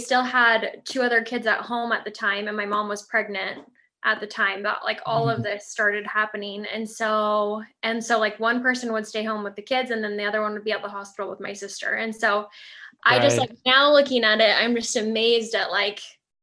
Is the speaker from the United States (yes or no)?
yes; Southern California, United States; I grew up in Southern California.